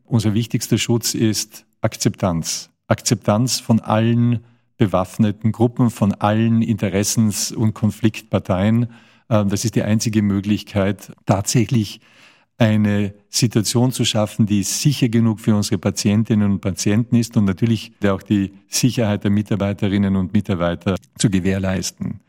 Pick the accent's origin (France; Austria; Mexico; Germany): Austria; Tyrol; ich komme aus Österreich, ich bin ein Tiroler